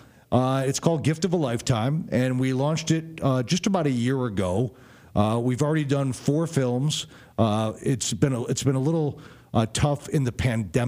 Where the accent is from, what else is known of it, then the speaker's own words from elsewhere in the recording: Chicago, Illinois, United States; because I'm from Chicago